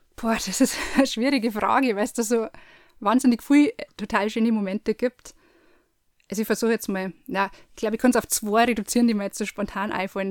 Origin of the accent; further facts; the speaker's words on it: Landshut, Bavaria, Germany; now in Erding district, Germany; bin gebürtige Landshuterin, wohne jetzt aber im Landkreis Erding